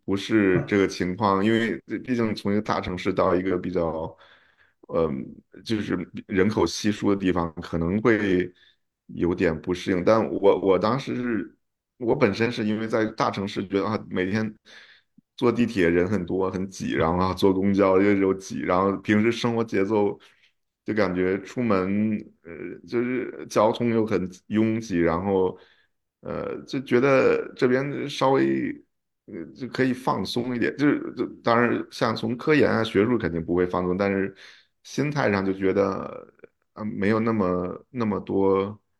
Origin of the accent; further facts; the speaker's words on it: China; moved away as an adult; now in United States; 说啊我刚从中国过来啊